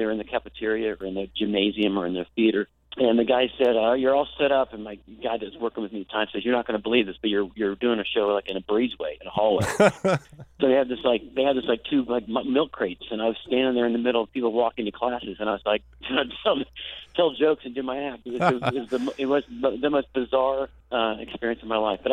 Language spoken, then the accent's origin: English; Rockledge, Florida, United States; born and raised in Florida